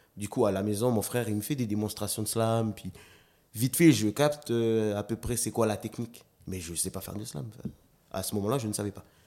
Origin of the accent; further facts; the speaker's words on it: Nouméa, South Province, New Caledonia; also born or lived in Lifou; j'ai grandi à Rivière-Salée en plus